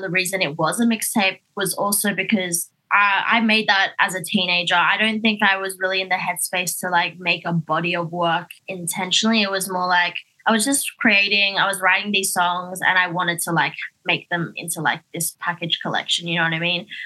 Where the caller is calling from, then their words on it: Sydney, New South Wales, Australia; I am here in Sydney.